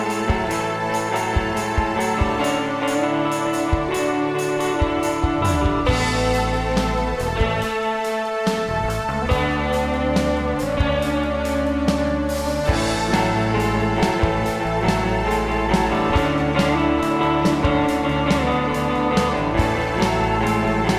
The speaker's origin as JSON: {"language": "English", "region": "Florida", "country": "United States", "said": "We're from Florida"}